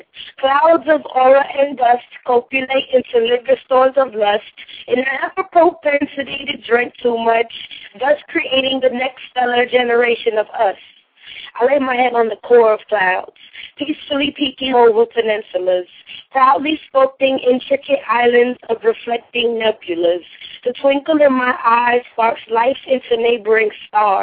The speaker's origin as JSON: {"language": "English", "town": "New York City", "region": "New York", "country": "United States", "moved": "yes", "lives_now": "Tampa, United States", "said": "I'm from Brooklyn, but I'm in Tampa, Florida right now"}